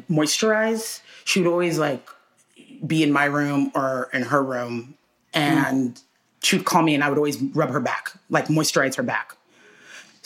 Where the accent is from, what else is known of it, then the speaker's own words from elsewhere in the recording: Houston, Texas, United States; we grew up in Houston